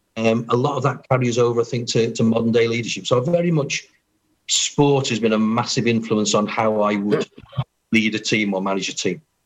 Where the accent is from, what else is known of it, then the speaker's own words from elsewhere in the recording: Pembrokeshire, Wales, United Kingdom; growing up in Pembrokeshire, uh, playing for the Quins